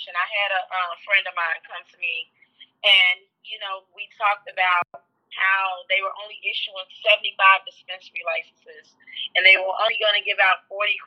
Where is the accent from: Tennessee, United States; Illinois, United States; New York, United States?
Illinois, United States; Chicago; Born and raised in Englewood.